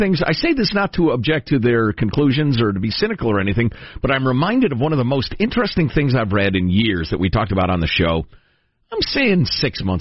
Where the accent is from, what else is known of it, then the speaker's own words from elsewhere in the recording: Italy; I was born in Italy myself.